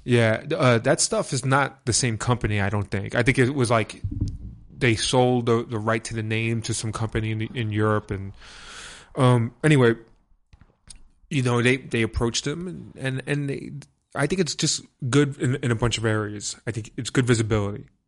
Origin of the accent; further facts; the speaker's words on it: New York City, New York, United States; I'm from Brooklyn